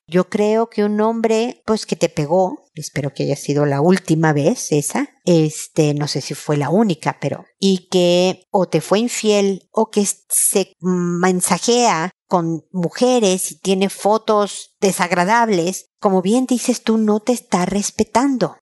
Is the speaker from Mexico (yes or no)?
yes; Mexico; now in Chile; soy mexicana desde hace muchísimos años